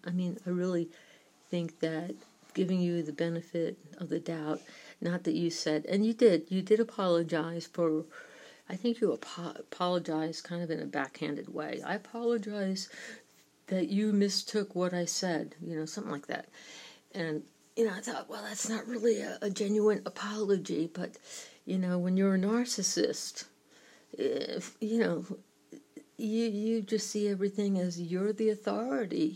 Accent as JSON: {"language": "English", "region": "New York", "country": "United States", "accent": "New York", "said": "my New York accent"}